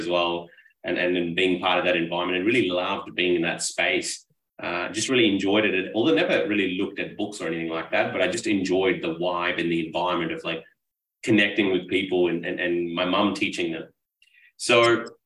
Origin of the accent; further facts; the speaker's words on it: Karachi, Sindh, Pakistan; now in Australia; I was born and raised in Pakistan, in a metropolitan city called Karachi.